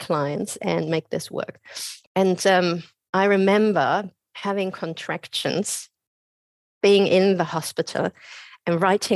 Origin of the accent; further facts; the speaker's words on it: Germany; moved away as an adult; also born or lived in Australia; now in Byron Bay, Australia; I'm originally from Germany